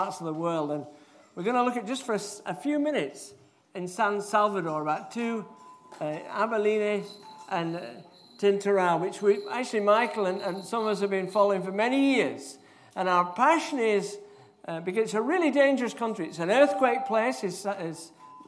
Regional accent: Yorkshire and the Humber, United Kingdom; moved away; also born or lived in Edinburgh; I'm from Yorkshire

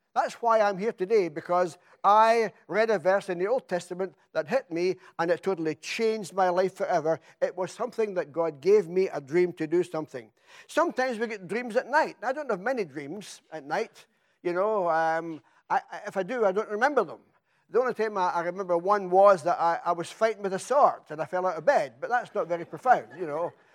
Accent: Scotland, United Kingdom; now in England; I come from Scotland

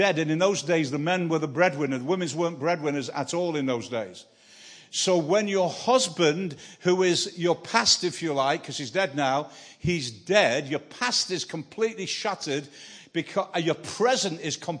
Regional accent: Manchester, North West England, United Kingdom; I'm from Manchester, a northerner.

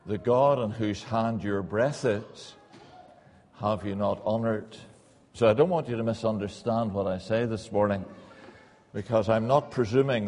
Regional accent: Northern Ireland, United Kingdom; moved away as an adult; now in England; Probably take you a wee while to get used to my accent. I was brought up in Northern Ireland, came over to England

